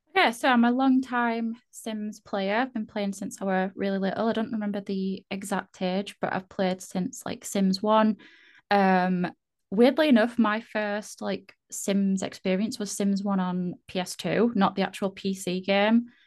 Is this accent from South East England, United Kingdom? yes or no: no; Yorkshire and the Humber, United Kingdom; I'm from the UK. Uh, I'm not Irish. Sometimes people think I sound Irish. I don't think I do at all, but no, I'm from Yorkshire in the UK.